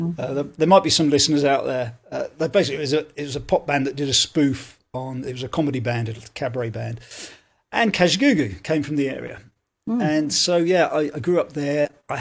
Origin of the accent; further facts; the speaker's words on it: Leighton Buzzard, East of England, United Kingdom; moved away as an adult; now in Belfast, United Kingdom; My parents I was in Leighton Buzzard, actually. It's a place called Leighton Buzzard in South Bedfordshire, just north of London, about 40 miles north of London.